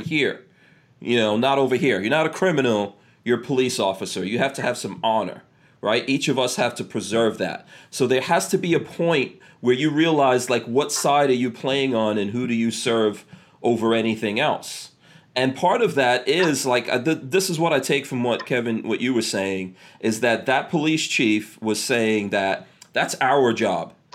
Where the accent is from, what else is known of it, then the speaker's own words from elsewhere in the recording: New York City, New York, United States; I grew up in New York City in the crack 80s